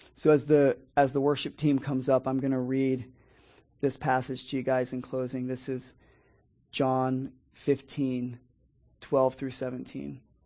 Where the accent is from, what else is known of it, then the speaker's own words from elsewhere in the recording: Dade City, Florida, United States; now in St. Petersburg, United States; I grew up in an area up in Dade City, Pasco County, where there's a lot of migrant workers